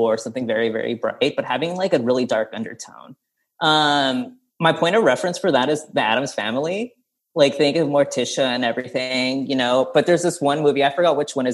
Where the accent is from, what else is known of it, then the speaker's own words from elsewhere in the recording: Stockton, California, United States; my upbringing growing up in Stockton, California